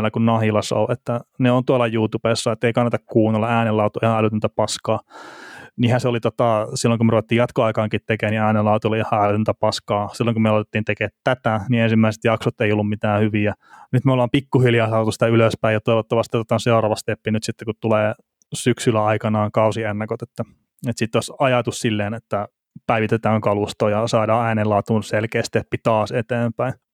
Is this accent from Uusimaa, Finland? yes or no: no; Varkaus, North Savo, Finland; moved away; mistä mä itse kotoisin tuolta Varkaudesta alun perin, niin siellä me pelattiin junnuna enemmän kaukalopalloa.